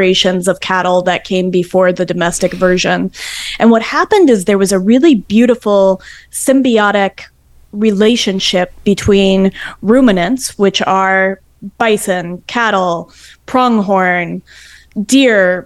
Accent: the West, United States; now in Adirondacks, New York, United States; I'm from the West, and I miss those wide open spaces

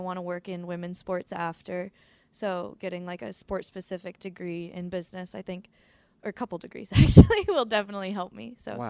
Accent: Arcade, New York, United States; moved away as an adult; also born or lived in Syracuse; now in Tampa, United States; I grew up around in Buffalo, and then I have family in Syracuse, so I was always sort of close to home

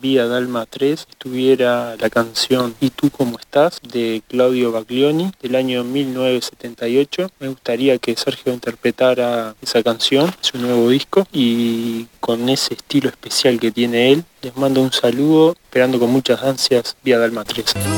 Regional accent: Canelones, Uruguay; soy de Uruguay, el departamento de Canelones.

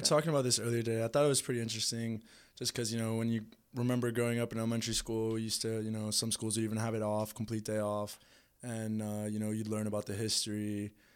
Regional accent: Orlando, Florida, United States; also born or lived in Bogota, Colombia; I was born in Bogota and I moved to Florida when I was about two and grew up in Orlando

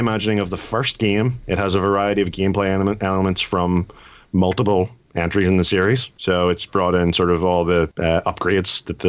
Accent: Ireland; So being Irish, I get slightly more.

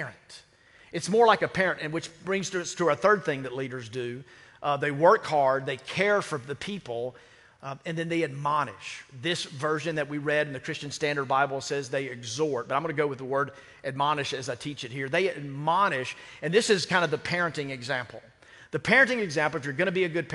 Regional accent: United States; I'm an American as well

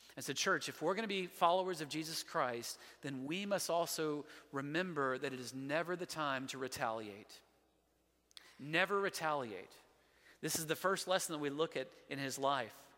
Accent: Montgomery, Alabama, United States; I'm from Montgomery

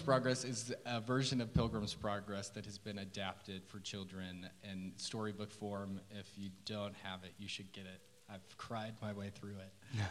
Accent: Oklahoma City, Oklahoma, United States; also born or lived in Tulsa, Oklahoma; I grew up in Oklahoma City

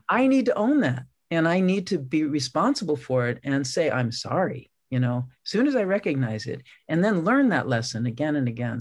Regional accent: San Francisco, California, United States; I grew up in San Francisco

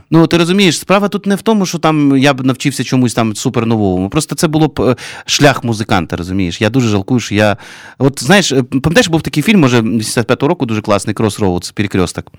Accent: Kyiv, Ukraine; Ukrainian is a second language; я киянин.

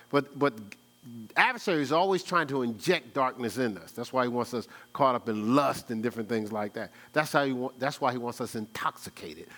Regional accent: Newark, New Jersey, United States; I'm from Brick City, New Jersey

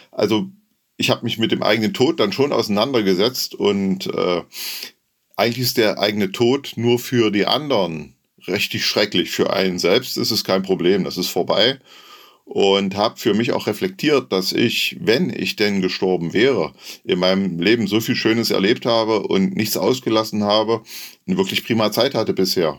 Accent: Saxony-Anhalt, Germany; Ich komme aus der Nähe von Halle

